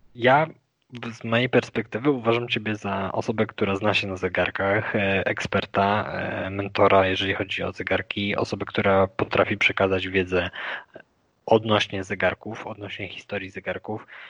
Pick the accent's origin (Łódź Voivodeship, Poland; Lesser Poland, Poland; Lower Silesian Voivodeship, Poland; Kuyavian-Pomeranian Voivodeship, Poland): Lower Silesian Voivodeship, Poland; a town near Wrocław; moved away as an adult; now in Kraków, Poland; ja pochodzę z Dolnego Śląska, z mhm. miejscowości pod Wrocławiem